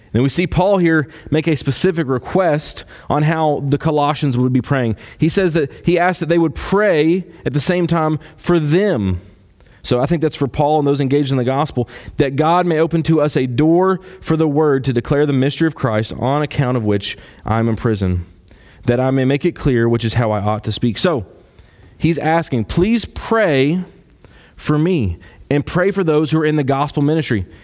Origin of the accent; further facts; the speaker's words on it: Kentucky, United States; I'm from Kentucky